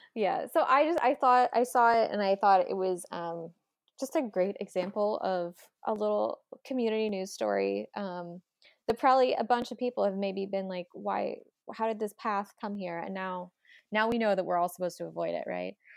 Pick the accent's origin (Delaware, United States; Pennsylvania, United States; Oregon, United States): Delaware, United States; We're both from Delaware